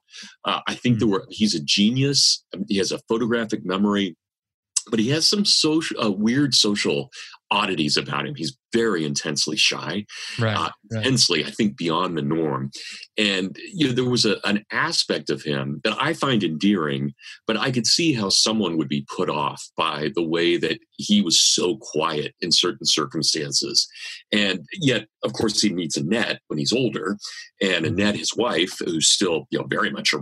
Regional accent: Kansas, United States; accent: Kansas; my Kansas accent

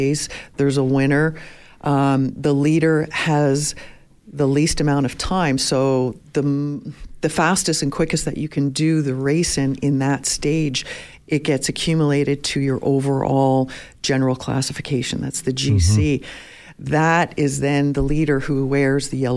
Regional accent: Toronto, Ontario, Canada; moved away; also born or lived in Montreal; I grew up in Toronto, moved to Montreal, back to Toronto, and then out here

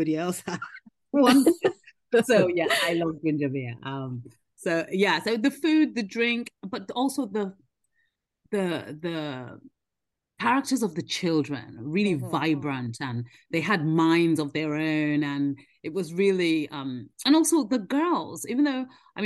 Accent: Nigeria; now in United Kingdom; I grew up in Nigeria, I was born here, but then grew up in Nigeria

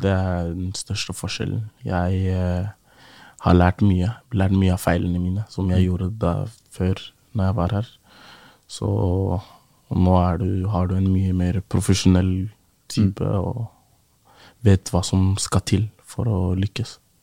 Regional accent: Oslo, Norway; å vokse opp i Groruddalen

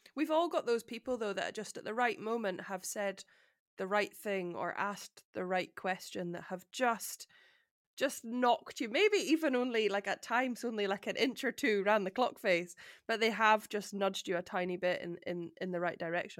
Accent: Edinburgh, Scotland, United Kingdom; having grown up in Edinburgh

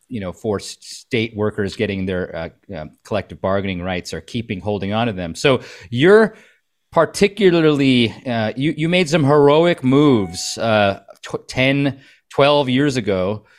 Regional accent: Wisconsin, United States; moved away as an adult; also born or lived in New York; I was living in New York at the time. I was raised in Wisconsin, but I wasn't living here during the Act 10 years.

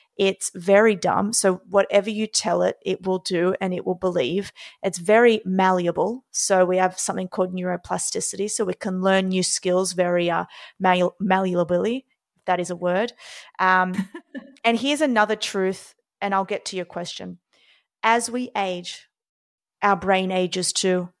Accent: Australia; now in New York City, United States; born and raised in Australia

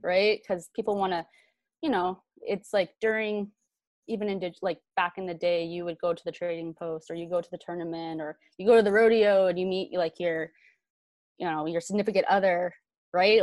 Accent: Vancouver, British Columbia, Canada; I grew up in Van City in East

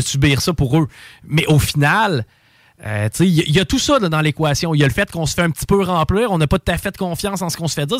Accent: Canada; en tant que Canadien

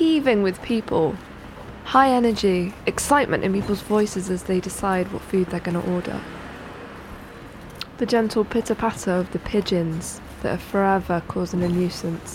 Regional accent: Bristol, South West England, United Kingdom; my hometown, Bristol, in the UK.

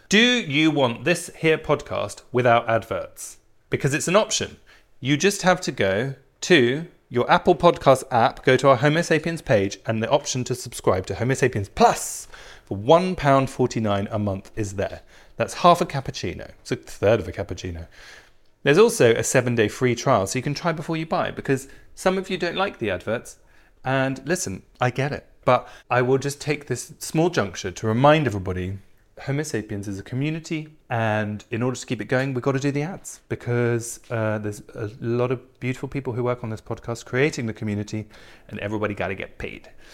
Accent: England, United Kingdom; I'm English

